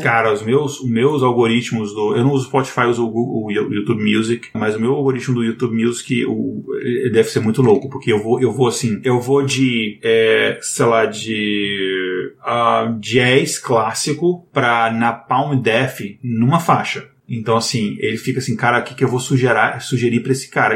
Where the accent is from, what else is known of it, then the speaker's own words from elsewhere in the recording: Brazil; a gente é brasileiro